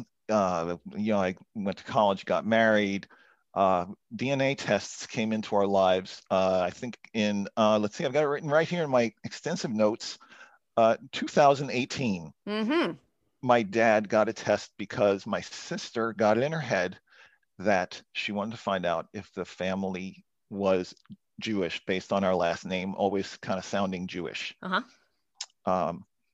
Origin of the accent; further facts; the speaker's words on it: Montreal, Quebec, Canada; I was born in Montreal.